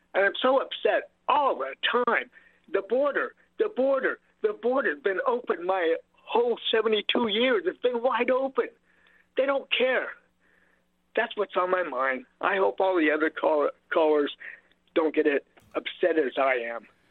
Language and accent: English; Modesto, California, United States; I'm seventy-two years old, born and raised in Modesto, California